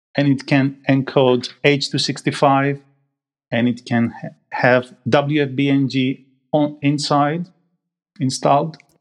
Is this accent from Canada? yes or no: no; Greece; moved away as an adult; also born or lived in Manchester, United Kingdom; now in United Kingdom